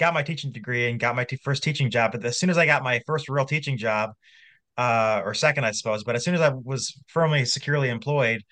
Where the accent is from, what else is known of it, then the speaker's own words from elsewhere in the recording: Iowa, United States; I'm from Iowa, doing this from the great state of Iowa